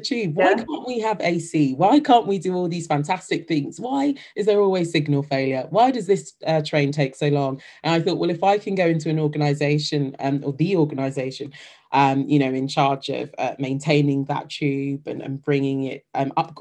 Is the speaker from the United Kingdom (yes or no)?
yes; London, United Kingdom; moved away as an adult; having had the tube be such a major part of my life growing up in London